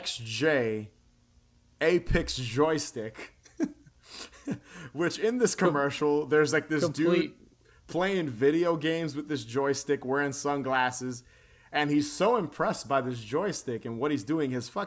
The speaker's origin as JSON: {"language": "English", "region": "New York", "country": "United States", "said": "we're from New York"}